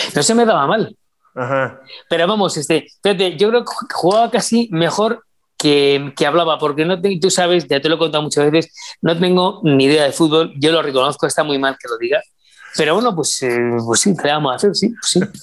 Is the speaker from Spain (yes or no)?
yes; Spain; also born or lived in Mexico; España, que es mi país